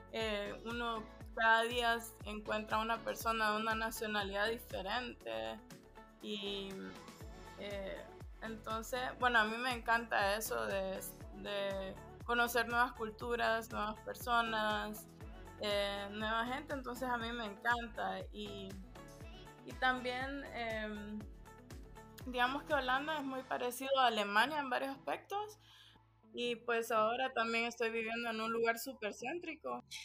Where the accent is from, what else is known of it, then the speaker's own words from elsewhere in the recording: Honduras; also born or lived in Germany / Spain; now in Amsterdam, Netherlands; preguntan que de dónde yo soy por el acento. Y entonces yo les digo, no, soy, soy de Honduras